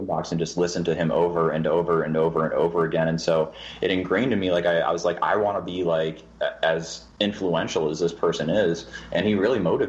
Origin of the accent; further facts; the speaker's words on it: New York, United States; moved away; I grew up in New York, so I used to go to Toronto all the time.